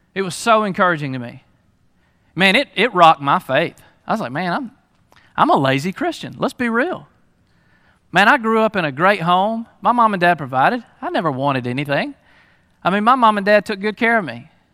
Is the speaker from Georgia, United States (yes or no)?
yes; Lula, Georgia, United States; also born or lived in Hall County, Georgia; we moved to Lula